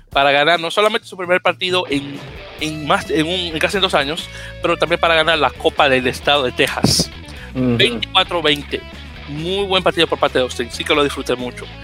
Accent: Uruguay; Esto me mató mucho la risa siendo uruguayo, claro.

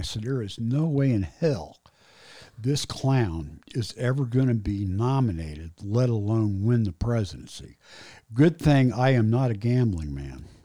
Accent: Indianapolis, Indiana, United States; I grew up on Northwest Side, Indianapolis

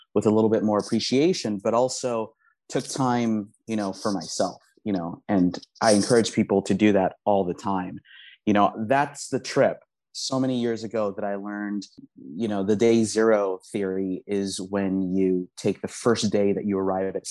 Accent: Los Angeles, California, United States; English is a second language; growing up in Southern California

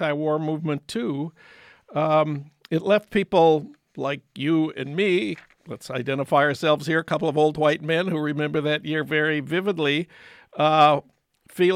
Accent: Minnesota, United States; from my home state of Minnesota

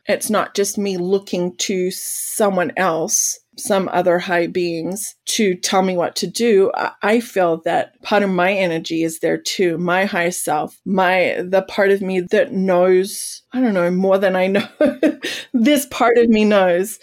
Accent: Australia; now in United States; I'm an Australian

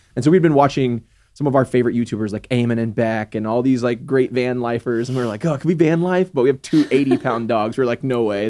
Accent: Texas, United States; never left Texas, like, never left my hometown

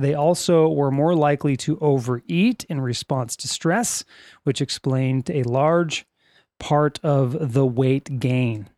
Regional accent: Lancaster, California, United States; We are from California.

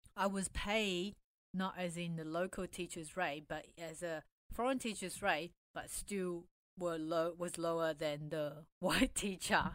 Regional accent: Taiwan; now in Australia; I was born in Taiwan, immigrated to Australia

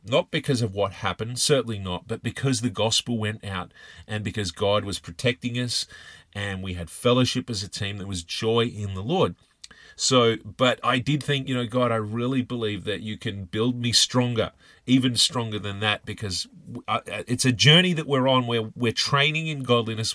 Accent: Australia; I'm from Australia

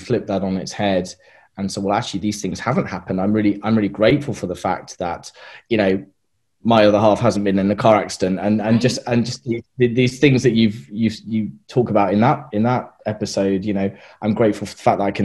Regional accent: United Kingdom; moved away as an adult; also born or lived in Australia; now in New Zealand; we're British, and we're going back to the UK in the summer.

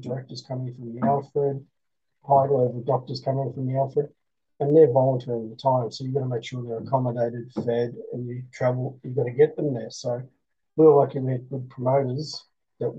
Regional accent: Australia; I'm an Australian

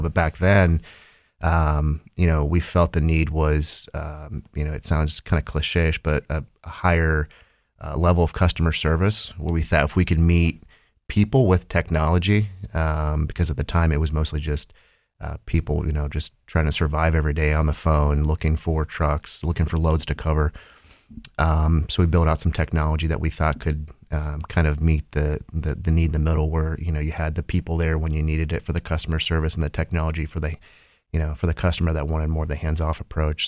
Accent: Holmes County, Ohio, United States; moved away as an adult; now in Columbus, United States; I grew up in, uh, Ohio's Amish country, up in Holmes County

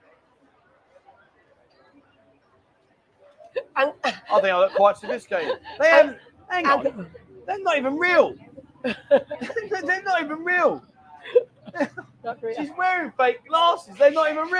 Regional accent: London, United Kingdom; accent: Londoner, not Cockney; now in Pattaya, Thailand; I'm not Cockney, mate. I'm a Londoner

